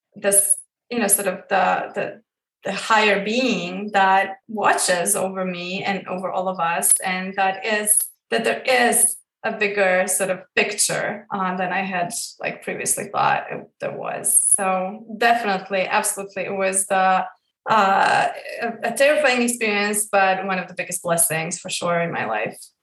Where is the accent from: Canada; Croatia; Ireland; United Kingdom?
Croatia; I grew up in Croatia, like I mentioned before, and I was brought up within the Catholic religion